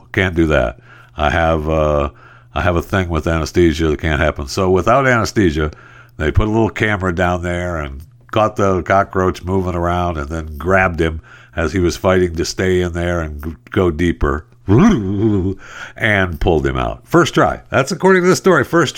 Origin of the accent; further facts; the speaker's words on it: Michigan, United States; I mean, I was raised out in the Michigan farm, like dairy country, and you smell in the summertime, that smell of dairy farms and cows it permeates the air.